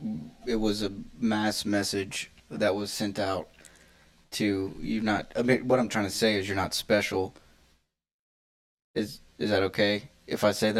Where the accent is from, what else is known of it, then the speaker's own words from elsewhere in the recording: Ponchatoula, Louisiana, United States; also born or lived in Gulfport, Mississippi; I was born in a small village in Louisiana called same one Seth was born in, Ponchatoula. I was living in Gulfport, but I got deported back to Louisiana, my hometown. Now I'm just working over here.